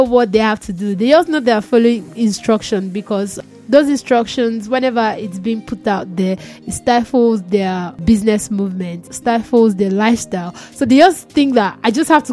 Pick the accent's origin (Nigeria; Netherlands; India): Nigeria; I'm still generous as a Nigerian to another Nigerian